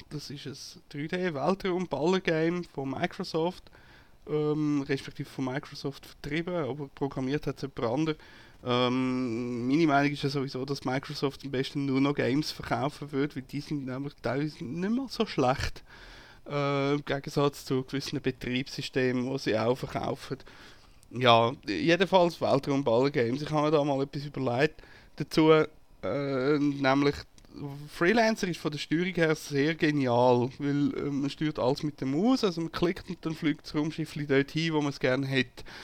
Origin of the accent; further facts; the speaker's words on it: Zurich, Switzerland; Und als Zürcher findet man das ja sowieso ein bisschen suspekt, wenn einer auf einmal freundlich ist zu einem.